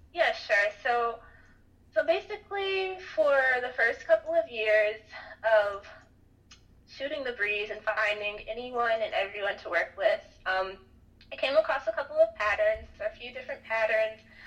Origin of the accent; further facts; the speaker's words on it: Atlanta, Georgia, United States; moved away; I'm actually originally from Atlanta